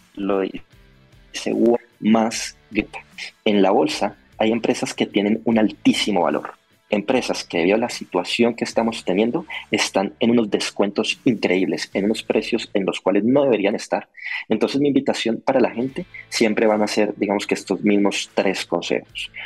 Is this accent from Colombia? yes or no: yes; Colombia; yo como colombiano